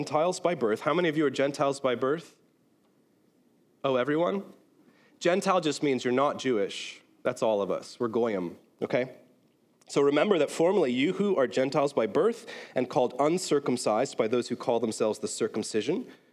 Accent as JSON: {"language": "English", "town": "Belfast", "region": "Northern Ireland", "country": "United Kingdom", "tie": "born or raised there", "moved": "yes", "lives_now": "United States"}